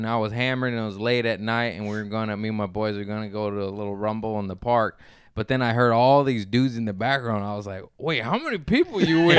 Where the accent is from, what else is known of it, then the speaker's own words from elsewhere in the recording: Torrance, California, United States; also born or lived in Harbor City, Los Angeles / Lomita; I grew up in Torrance in a nice neighborhood